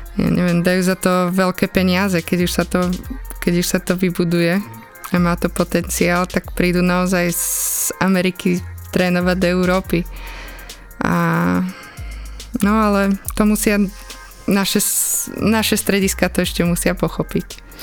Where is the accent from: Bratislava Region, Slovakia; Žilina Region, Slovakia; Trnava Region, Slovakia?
Žilina Region, Slovakia; Liptovský Mikuláš; accent: Liptov accent; som z Liptova, že mám taký liptovský prízvuk.